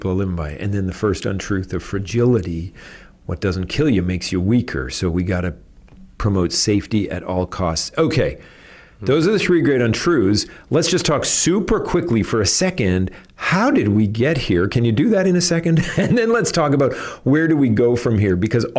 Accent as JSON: {"language": "English", "country": "Canada", "said": "I'm Canadian"}